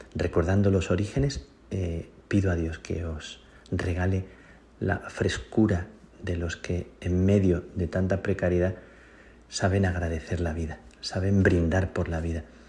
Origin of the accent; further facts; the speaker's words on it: Spain; now in Rome, Italy; la gente en mi tierra, en España